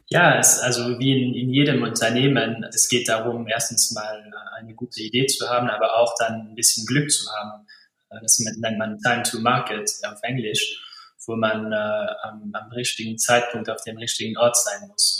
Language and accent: German; Luxembourg; ich bin äh, Luxemburger